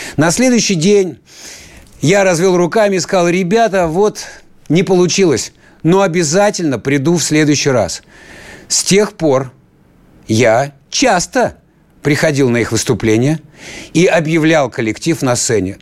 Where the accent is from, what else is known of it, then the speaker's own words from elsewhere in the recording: Siberia, Russia; я сибиряк